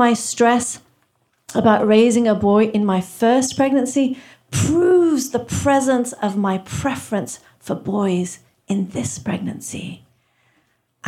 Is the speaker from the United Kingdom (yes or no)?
yes; England, United Kingdom; also born or lived in Kenya; now in United States; We moved from India to Kenya, where I was born, and then from Kenya to England, where I got my accent. It's not fake. And then from England to America, where I live now.